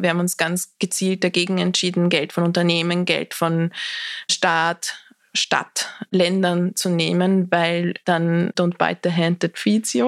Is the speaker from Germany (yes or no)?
no; Austria; ich bin sehr behütet am Land in Österreich aufgewachsen